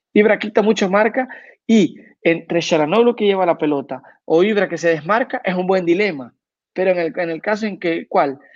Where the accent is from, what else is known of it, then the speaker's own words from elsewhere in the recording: El Salvador; En mi país